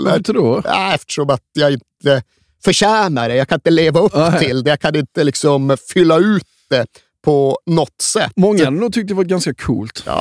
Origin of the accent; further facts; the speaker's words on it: Sweden; Jag är vit svensk.